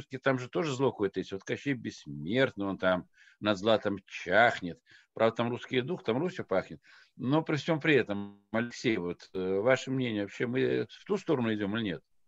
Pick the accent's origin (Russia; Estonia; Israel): Russia; Dagestan; я родом из Дагестана, э, высокогорный аул, э, Мишлеш